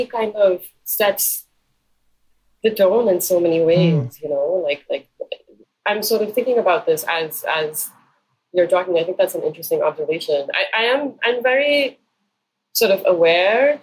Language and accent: English; Karachi, Sindh, Pakistan; growing up in Karachi